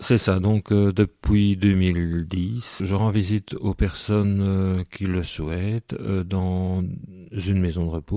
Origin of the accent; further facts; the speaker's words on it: Soignies, Wallonia, Belgium; Je suis né à Soigny et de parents sonégiens, de grands-parents sonégiens et même avant